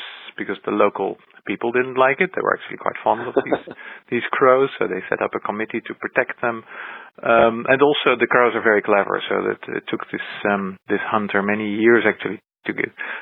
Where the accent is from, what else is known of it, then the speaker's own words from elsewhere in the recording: Netherlands; my home country, in the Netherlands